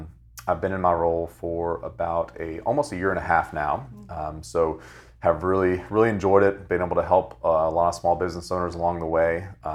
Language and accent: English; Fredericksburg, Virginia, United States; now in Richmond, United States; So originally, I'm from Fredericksburg, Virginia. I work now and live in Richmond, Virginia, here locally.